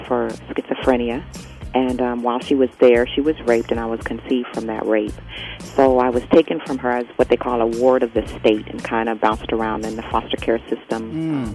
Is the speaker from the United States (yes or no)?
yes; Pacific Northwest, United States; I was born and raised in the Pacific Northwest